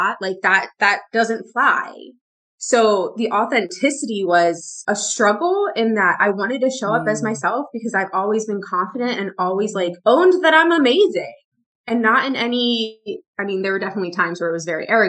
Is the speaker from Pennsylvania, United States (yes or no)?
yes; Pennsylvania, United States; moved away; also born or lived in the South (US); I'm from Pennsylvania. I'm from up north in the US, and I spent 3 years in the South. Well, I spent 4 years in the South